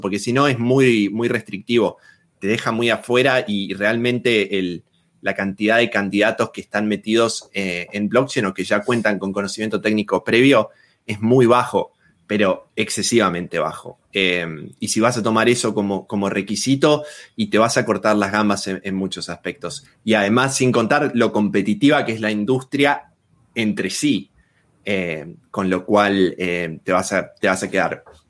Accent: Argentina; moved away as an adult; also born or lived in Australia; now in Berlin, Germany; me fui de Argentina, actualmente estoy viviendo en Alemania

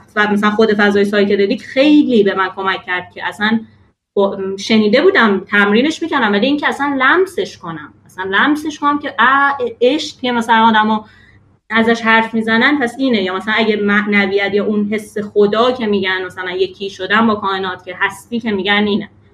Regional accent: Iran; born or raised there

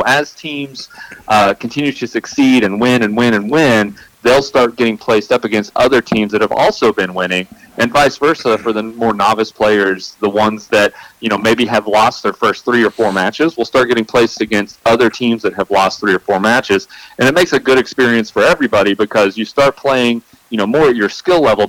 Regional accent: Arkansas, United States; moved away; now that I'm out of Arkansas, it's nice to look back and see my home state

